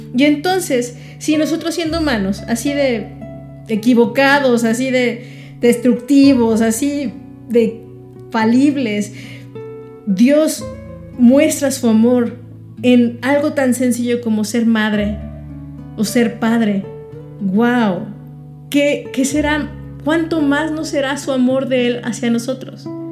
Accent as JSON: {"language": "Spanish", "country": "Mexico"}